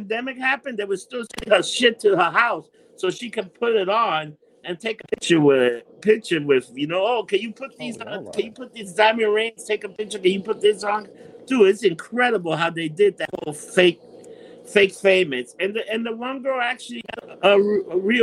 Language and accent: English; New York, United States; I'm from New York.